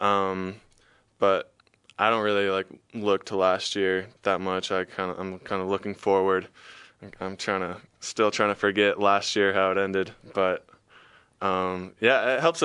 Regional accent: California, United States; moved away as an adult; now in Utah, United States; growing up in California.

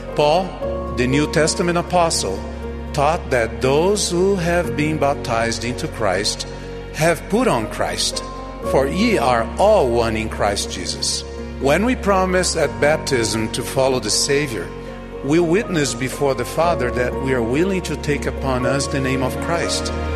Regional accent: Brazil; My home country of Brazil

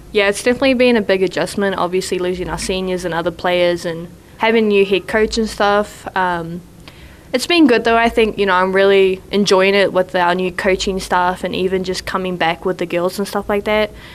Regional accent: New Zealand; moved away as an adult; now in Provo, United States; I'm from New Zealand. I'm from Ngati Piro, which is the east coast of the North Island

